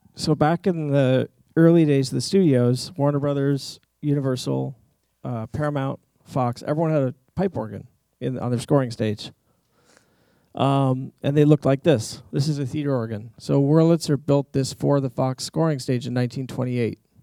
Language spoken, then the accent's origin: English; Kyoto, Japan; moved away; growing up in Japan, we had a couple of Japanese instruments around